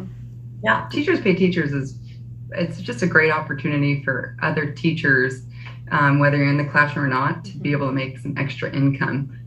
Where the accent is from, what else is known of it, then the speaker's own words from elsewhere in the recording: Kansas, United States; we're from Kansas